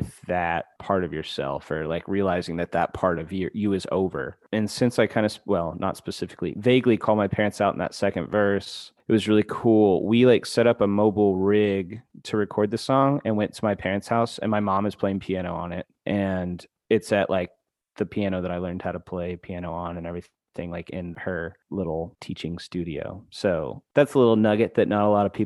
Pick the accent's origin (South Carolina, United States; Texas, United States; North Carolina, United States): Texas, United States; Dallas; also born or lived in Houston; I was born and raised in Dallas